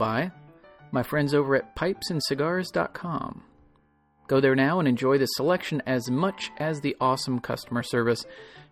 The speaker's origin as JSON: {"language": "English", "town": "DeLand", "region": "Florida", "country": "United States", "tie": "born or raised there", "moved": "yes", "said": "where I grew up in DeLand, Florida"}